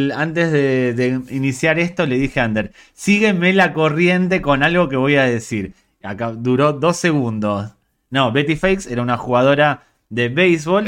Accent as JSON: {"language": "Spanish", "region": "New York", "country": "United States", "also_born_or_lived": "Galicia", "said": "A mí como neoyorquino"}